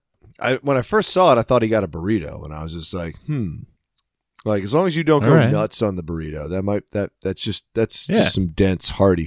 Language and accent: English; West Chester, Pennsylvania, United States; I am from Westchester.